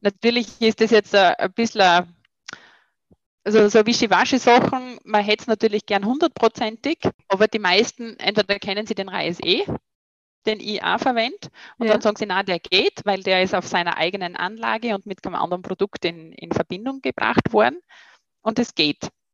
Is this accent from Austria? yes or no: yes; near Graz, Styria, Austria; also born or lived in Vienna; ursprünglich bin ich ja Steirerin äh, in Keinbach bei Graz